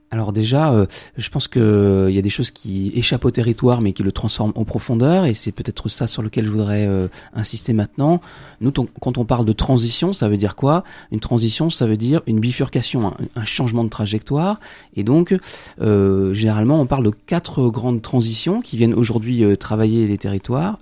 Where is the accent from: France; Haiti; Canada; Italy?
France; nous, en tant que Français